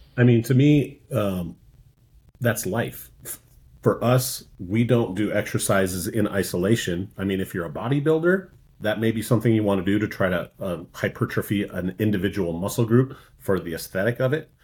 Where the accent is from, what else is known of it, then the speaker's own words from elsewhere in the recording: Minnesota, United States; moved away; growing up in Minnesota, I just was surrounded by lakes